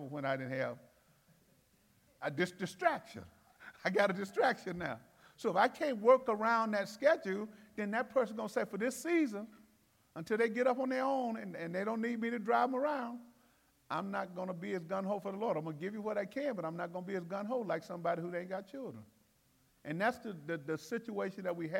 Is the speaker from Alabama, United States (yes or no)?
yes; Alabama, United States; I'm from Alabama